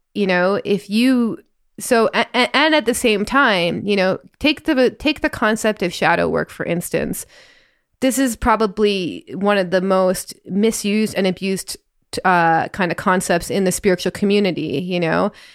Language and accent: English; Northern Ontario, Canada; I grew up in Northern Ontario and I see that in my accent all the time. I feel very Canadian sometimes